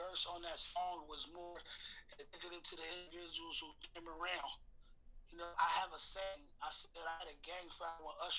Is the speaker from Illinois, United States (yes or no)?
yes; Chicago, Illinois, United States; born there; now in Seattle, United States; Like, I was born in Chicago. When I got up here in the early 90s, 93, bro, it was the Black Hub.